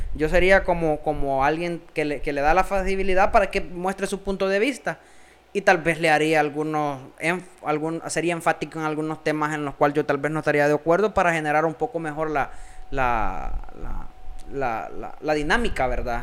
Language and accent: Spanish; El Salvador; somos dos personas salvadoreñas